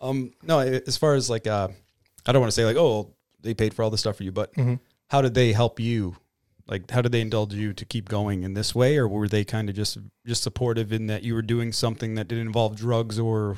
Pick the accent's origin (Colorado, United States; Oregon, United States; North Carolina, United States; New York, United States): New York, United States; Bronx; also born or lived in Detroit; growing up in the Bronx and then Detroit and back and forth from all these, you know, not poor cities, but, you know, impoverished cities.